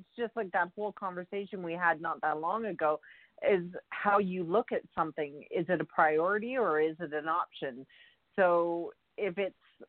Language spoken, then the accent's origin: English; Canada; I'm Canadian.